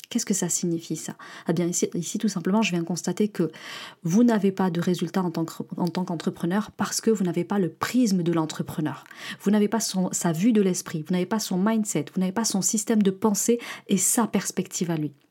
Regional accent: France; l'état d'esprit réactionnaire et victimaire qu'on peut avoir en tant que Français et qui nous colle d'ailleurs même à l'international.

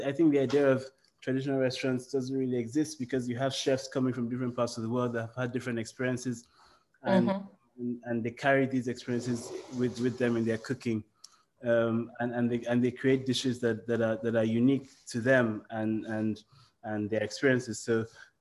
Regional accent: Nigeria; now in London, United Kingdom; I'm Nigerian

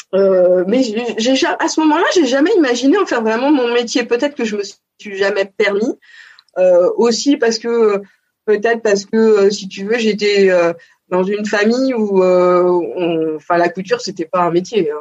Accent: Paris region, Île-de-France, France; born or raised there; also born or lived in Montpellier

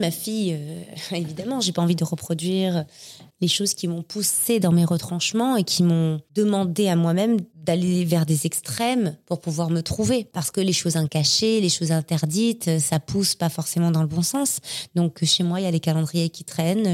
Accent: Marseille, Provence-Alpes-Côte d'Azur, France; moved away as an adult; now in Paris, France; Je suis née à Marseille. Euh, et J'ai grandi à Marseille. Je suis arrivée à Paris à 19 ans.

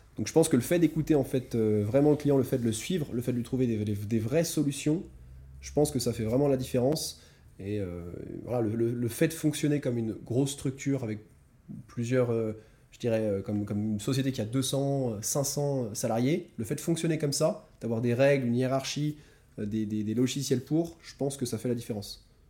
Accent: France; moved away; je viens de France. J'ai fait des études assez, assez standards en France.

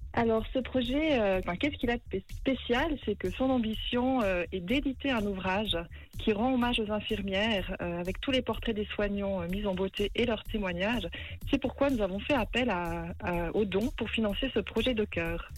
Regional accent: Valais, Switzerland; now in Montreux, Switzerland; je suis originaire du Valais et j'habite à Montreux

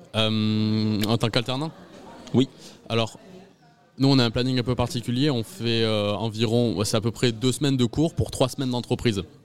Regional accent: Agen, Nouvelle-Aquitaine, France; j'habite euh, encore chez mes parents, je suis d'Agen

